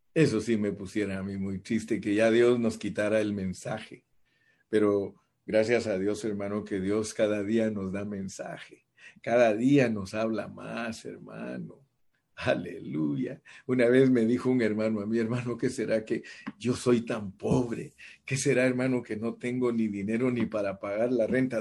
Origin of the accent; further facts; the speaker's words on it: Guatemala; soy de Guate